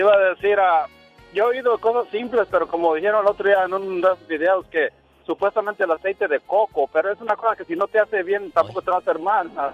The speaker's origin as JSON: {"language": "Spanish", "region": "Aguascalientes", "country": "Mexico", "moved": "yes", "lives_now": "California, United States", "said": "Yo soy de Aguascalientes"}